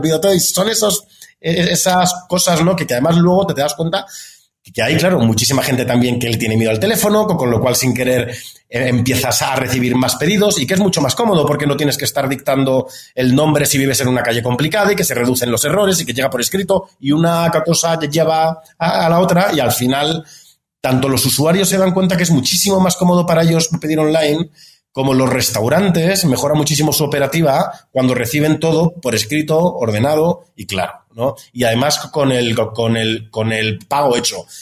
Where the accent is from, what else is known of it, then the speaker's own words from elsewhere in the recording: Andalusia, Spain; moved away as an adult; also born or lived in Madrid, Spain; now in Mexico; soy andaluz, soy, soy del sur de España